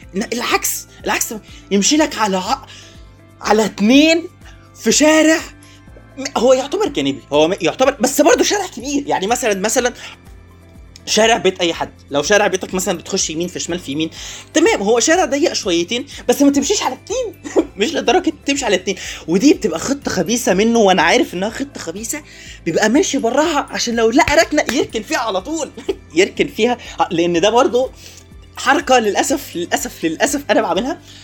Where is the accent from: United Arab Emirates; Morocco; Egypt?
Egypt; also born or lived in Kuwait; إحنا كمصريين